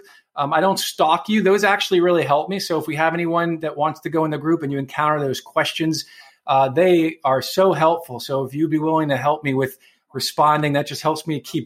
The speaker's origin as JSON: {"language": "English", "town": "New York City", "region": "New York", "country": "United States", "tie": "born or raised there", "moved": "yes", "said": "I'm from New York City originally, so I grew up around a lot of Italians"}